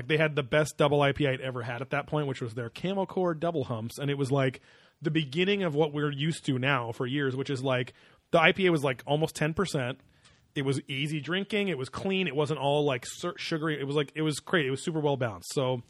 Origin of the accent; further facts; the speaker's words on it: Orange County, California, United States; we're from Orange County. We live, you know, 5 miles from there.